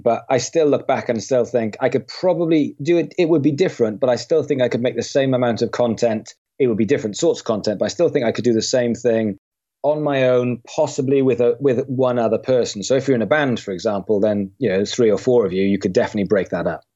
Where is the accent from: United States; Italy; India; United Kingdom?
United Kingdom; Swansea, Wales; I come from a, a city in Wales called Swansea. So I grew up in Swansea.